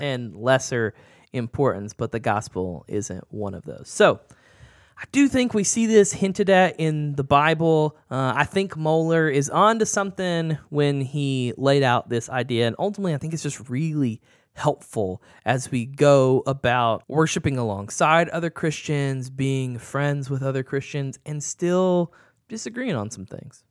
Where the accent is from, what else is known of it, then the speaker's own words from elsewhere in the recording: the South, United States; growing up in the South